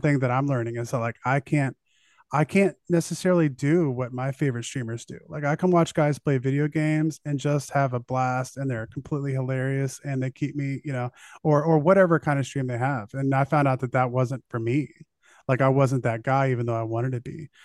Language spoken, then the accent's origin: English; United States; being an American